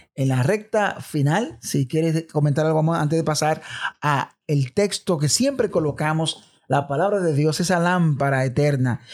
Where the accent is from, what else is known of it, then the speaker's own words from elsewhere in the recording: Dominican Republic; los dominicanos nos encanta el béisbol